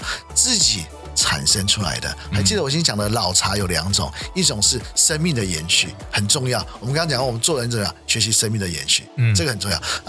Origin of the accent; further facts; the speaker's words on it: China; 非常有帮助，尤其特别是我们中国人啊、呃，这么讲，我自己也有这个问题